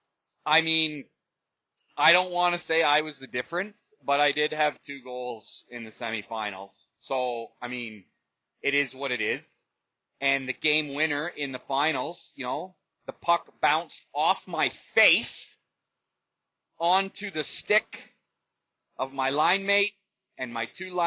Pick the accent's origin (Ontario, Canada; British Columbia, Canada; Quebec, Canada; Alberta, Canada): Ontario, Canada; Uxbridge; here in my hometown of Uxbridge